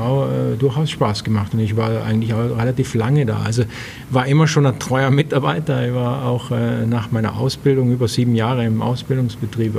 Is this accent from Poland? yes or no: no; Austria; also born or lived in Bregenz / Rust; now in Germany; bei uns in Österreich